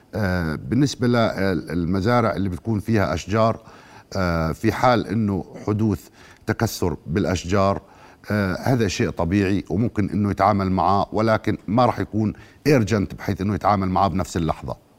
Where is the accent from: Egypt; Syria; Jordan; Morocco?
Jordan; عندنا في الاردن